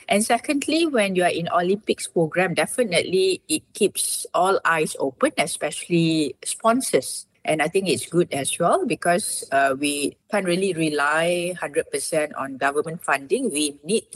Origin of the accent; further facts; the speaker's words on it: Malaysia; as Malaysian